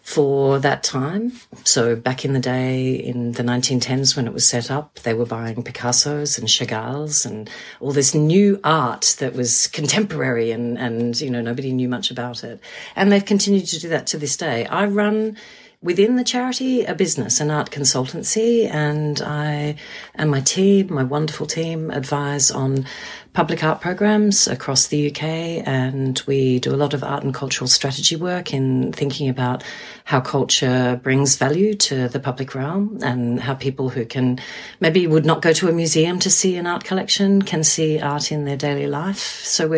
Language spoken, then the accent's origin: English; Australia; also born or lived in New Zealand; now in London, United Kingdom; I am an Australian and Kiwi living in London.